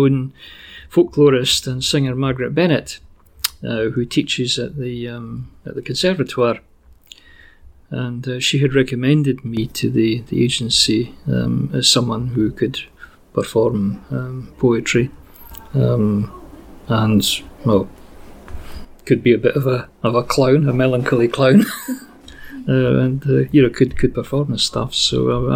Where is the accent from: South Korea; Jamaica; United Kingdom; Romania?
United Kingdom; Fife, Scotland; growing up in Fife